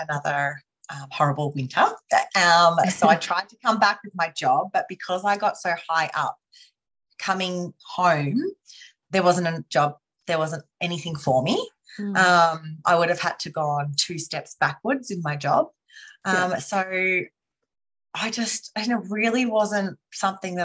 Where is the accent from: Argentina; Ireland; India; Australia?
Australia; Healesville, Victoria; also born or lived in Melbourne / London; I grew up in Healesville, so just an hour outside of Melbourne. It's in the Yarra Valley.